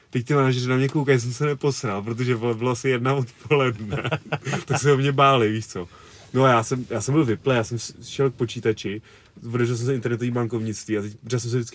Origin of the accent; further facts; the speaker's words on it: Czechia; jsem z České republiky